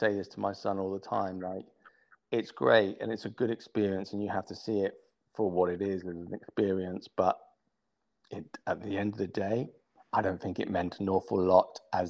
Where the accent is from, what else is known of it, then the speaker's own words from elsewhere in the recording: London, United Kingdom; I was born in London, so you didn't have many horses around